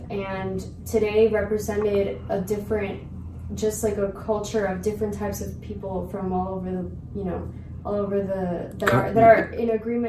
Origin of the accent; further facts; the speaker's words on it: Puerto Rico; moved away as an adult; now in Arizona, United States; I'm from Puerto Rico.